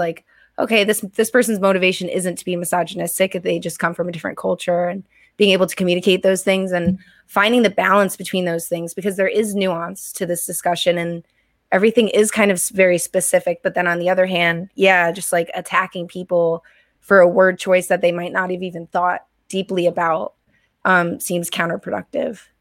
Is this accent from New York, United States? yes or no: no; Connecticut, United States; moved away; I grew up in Connecticut originally